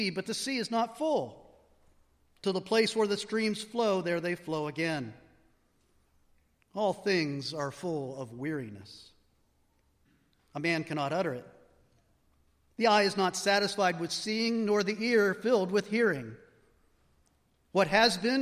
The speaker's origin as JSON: {"language": "English", "area": "Allegheny National Forest", "region": "Pennsylvania", "country": "United States", "tie": "born or raised there", "said": "I grew up in the Allegheny National Forest"}